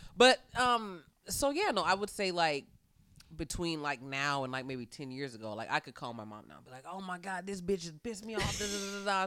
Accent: Fairfield, California, United States; I'm from Fairfield, California. It is as it sounds. I grew up in a very mixed environment

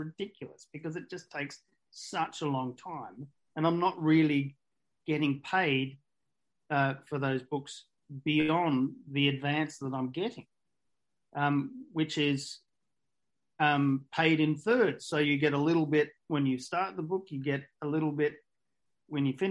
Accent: Australia; I'm an Australian writer

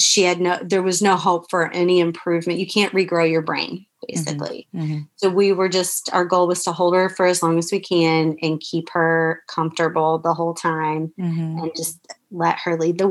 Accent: Florida, United States; the small little hospital we wanted to be at was here in my hometown

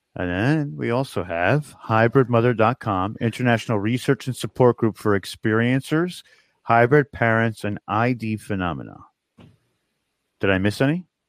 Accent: New York, United States; we're from New York

